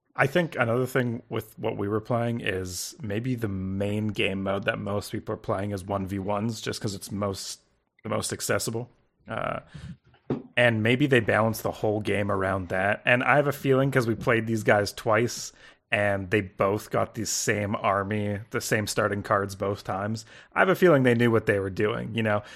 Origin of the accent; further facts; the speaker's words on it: Canada; I'm from Canada. You know, up here